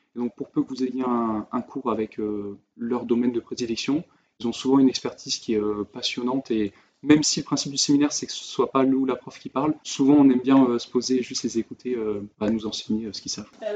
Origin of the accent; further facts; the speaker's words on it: France; moved away; en tant que Français